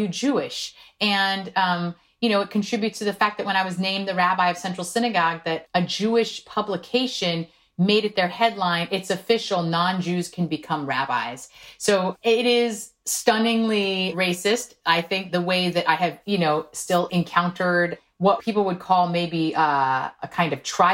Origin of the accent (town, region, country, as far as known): South Korea; born or raised there; first language Korean; English is a second language; now in United States